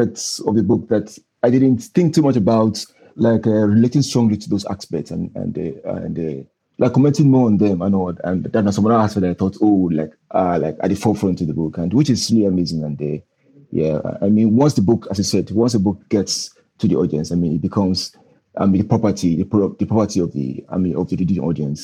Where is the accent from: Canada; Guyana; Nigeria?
Nigeria; Northern Nigeria; growing up in Northern Nigeria